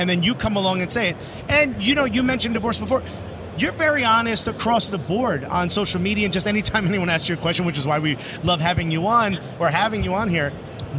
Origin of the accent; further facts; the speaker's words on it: Newark, New Jersey, United States; I grew up in the hood, he grew up in the hood. I grew up in Newark, New Jersey, he grew up in Brooklyn.